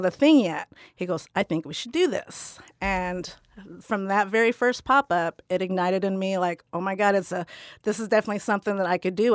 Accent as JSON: {"language": "English", "region": "Midwest", "country": "United States", "tie": "born or raised there", "also_born_or_lived": "Philippines", "said": "I grew up on the Ohio River with my American uh, family, my American Irish grandmother"}